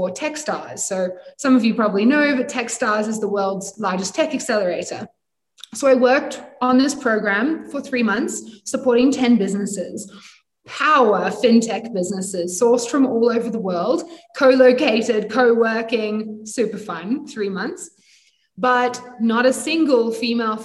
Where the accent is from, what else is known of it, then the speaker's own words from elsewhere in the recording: United Kingdom; also born or lived in Sydney, Australia; now in Cape Town, South Africa; I'm British